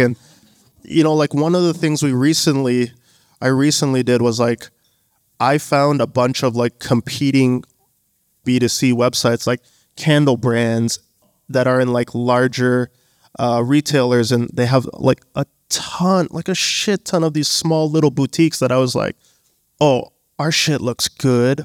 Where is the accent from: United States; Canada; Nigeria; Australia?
Canada; also born or lived in Bangladesh; Born in Canada, family's from Bangladesh